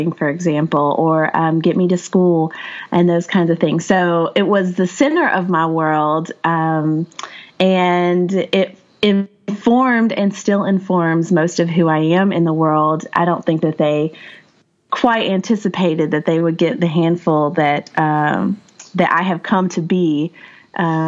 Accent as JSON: {"language": "English", "town": "Asheville", "region": "North Carolina", "country": "United States", "tie": "born or raised there", "said": "I grew up in the Appalachian Mountains. I was raised in West Asheville."}